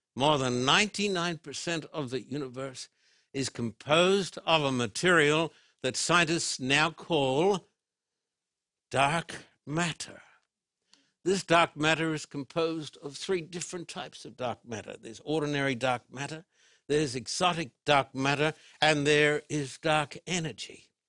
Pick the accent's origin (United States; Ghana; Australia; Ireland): Australia; Brisbane, Queensland; When I was a boy growing up in Brisbane, Australia